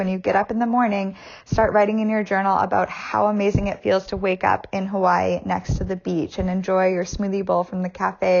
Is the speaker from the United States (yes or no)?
no; Canada; well, I can't do that because I'm Canadian.